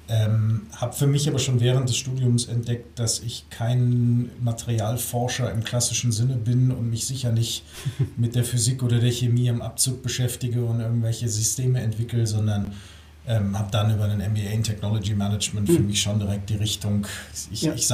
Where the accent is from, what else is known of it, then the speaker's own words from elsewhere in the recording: Hamburg, Germany; moved away as an adult; damals mein Leben von Nord nach Süd umgekrempelt. Ähm, bin aus Hamburg